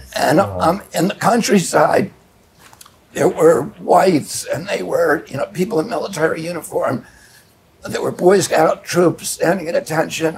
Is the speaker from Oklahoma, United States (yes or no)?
no; Virginia, United States; I was born in Virginia at a time when there was still Jim Crow laws